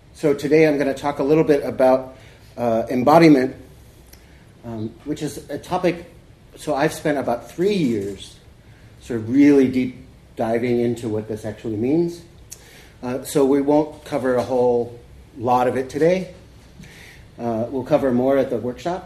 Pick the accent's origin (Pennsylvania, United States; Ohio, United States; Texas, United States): Texas, United States; Corpus Christi; moved away; also born or lived in California / Seattle; I grew up in Corpus